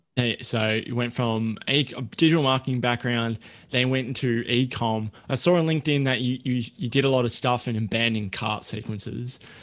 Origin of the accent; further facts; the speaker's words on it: Australia; I'm an Aussie